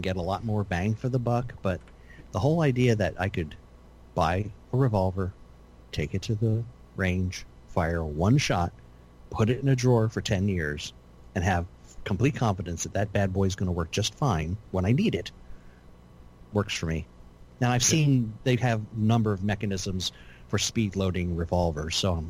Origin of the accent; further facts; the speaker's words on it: just outside Philadelphia, Pennsylvania, United States; moved away; I grew up just outside Philadelphia.